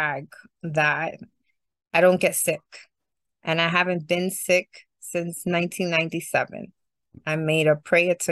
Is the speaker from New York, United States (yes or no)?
yes; New York City, New York, United States; also born or lived in Bushwick / Canarsie / Clinton Hill / Sunset Park; I'm from Brooklyn, Puerto Rican, my whole life